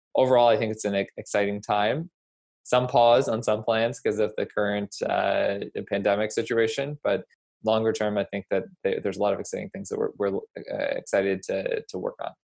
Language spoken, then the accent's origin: English; Nova Scotia, Canada; moved away as an adult; also born or lived in United States; I grew up in Nova Scotia